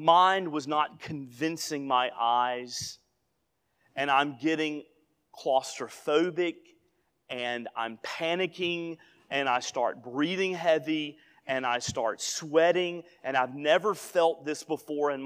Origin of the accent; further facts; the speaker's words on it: Northeast Alabama, United States; now in Memphis area, Tennessee, United States; my hometown is 88 miles from Ruby Falls in Chattanooga